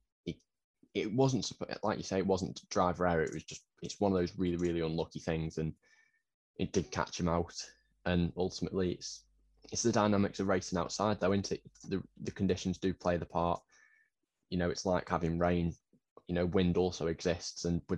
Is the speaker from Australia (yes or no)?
no; United Kingdom; being a Brit